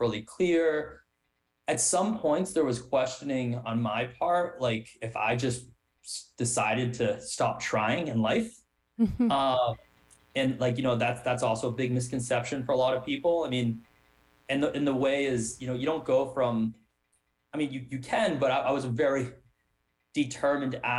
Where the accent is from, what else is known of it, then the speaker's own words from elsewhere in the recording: Wellesley, Massachusetts, United States; growing up in Wellesley, a suburb where a lot of people put a lot of pressure on appearance